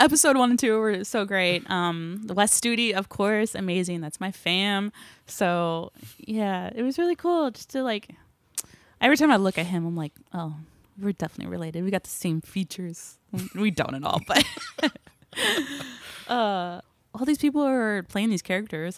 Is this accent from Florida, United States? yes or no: no; Claremore, Oklahoma, United States; I grew up in Claremore, which is, like, forty-five minutes north of here